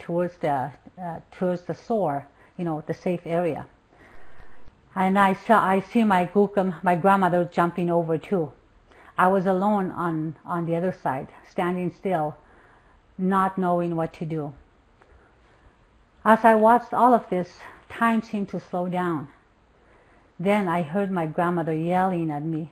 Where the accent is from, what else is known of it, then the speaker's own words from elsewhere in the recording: Mistissini, Quebec, Canada; I am a Cree from Mistissini, from the Cree Nation of Mistissini, in located in northern Quebec, Canada